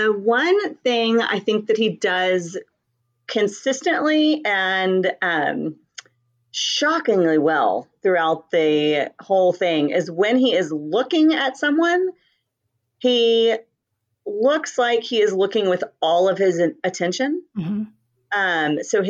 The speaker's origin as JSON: {"language": "English", "region": "Louisiana", "country": "United States", "also_born_or_lived": "Huntsville, Texas", "said": "So yes, I am from the small town, but I'm from Louisiana, in a town that is a small town, but everybody there doesn't know it's a small town."}